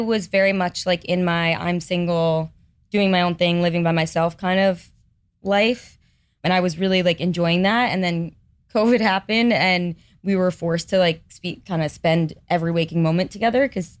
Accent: Manhasset, New York, United States; So, Manhasset on Long Island.

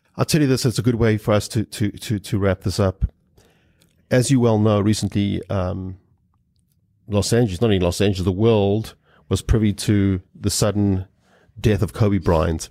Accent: South Africa; growing up in South Africa.

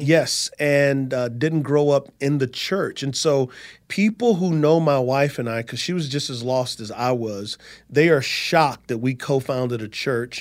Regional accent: San Antonio, Texas, United States; moved away as an adult; So I'm from San Antonio, Texas

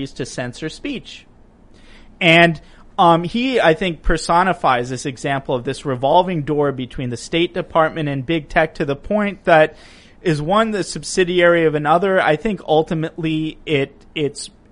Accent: United States; Being an American

